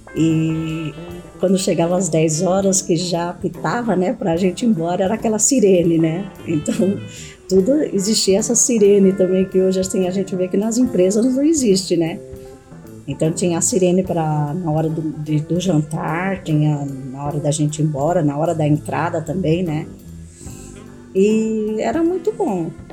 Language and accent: Portuguese; Adamantina, São Paulo, Brazil; moved away; also born or lived in Dracena / Panorama / Guarulhos; Eu nasci em Adamantina, né, estado de São Paulo, Morei em Dracena e Panorama foi a última cidade que nós moramos e viemos para Guarulhos.